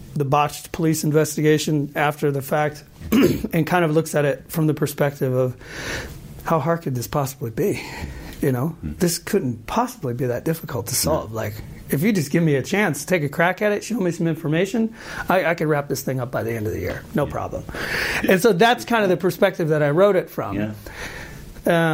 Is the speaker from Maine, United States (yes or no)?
no; Marietta, Georgia, United States; moved away as an adult; also born or lived in Boston; now in Sweden; I was actually born in uh, outside of Atlanta, Georgia, in the mm -hmm. southern part of the U.S., mm -hmm. uh, a little town called Marietta